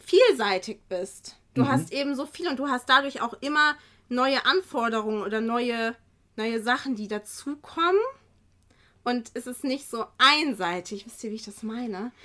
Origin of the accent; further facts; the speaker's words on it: Kiel, Schleswig-Holstein, Germany; now in Geesthacht, Germany; ich komme ja jetzt auch nicht von hier. Ich bin ja ursprünglich aus Kiel